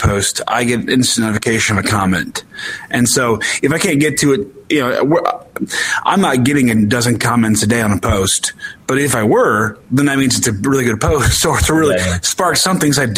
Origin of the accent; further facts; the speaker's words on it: Illinois, United States; I'm from Illinois